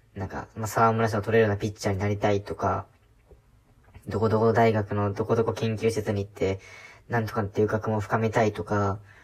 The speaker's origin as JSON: {"language": "Japanese", "country": "Japan", "tie": "born or raised there", "moved": "as an adult", "said": "田舎で生まれ、そしてそこで育った"}